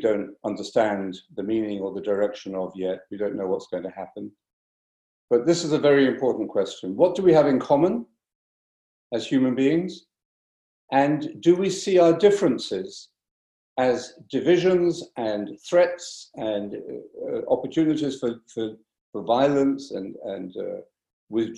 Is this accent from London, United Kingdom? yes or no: yes; London, United Kingdom; also born or lived in Cork; now in France; I was born actually in London